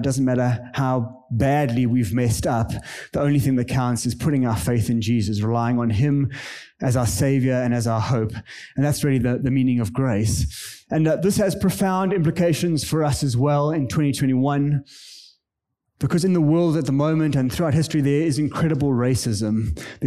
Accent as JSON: {"language": "English", "country": "South Africa", "tie": "born or raised there", "moved": "as an adult", "lives_now": "Kenya", "said": "I am a South African. I grew up in the apartheid area in South Africa."}